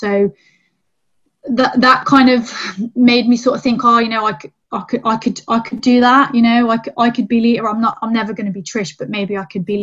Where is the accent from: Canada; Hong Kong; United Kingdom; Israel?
United Kingdom; England; English female wrestler